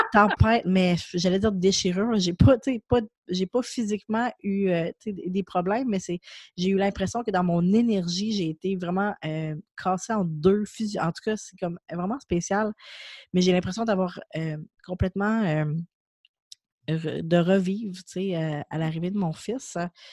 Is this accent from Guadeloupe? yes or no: no; Quebec City, Quebec, Canada; moi je viens de Québec, je suis à Québec